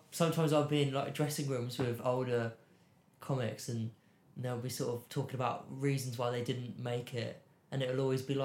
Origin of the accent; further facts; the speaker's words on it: England, United Kingdom; particularly being English